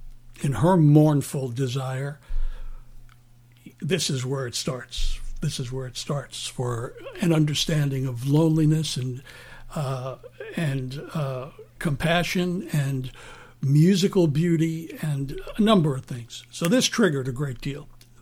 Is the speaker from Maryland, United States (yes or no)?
no; New York City, New York, United States; also born or lived in Bronx, New York; Bayside, Queens. I was born in the Bronx, but moved to Bayside at a very young age